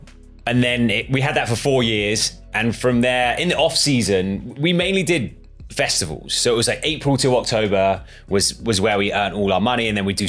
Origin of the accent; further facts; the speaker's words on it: Croyde, South West England, United Kingdom; moved away as an adult; now in New York, United States; we were living in Devon, like in a place called Croy Bay, like my hometown.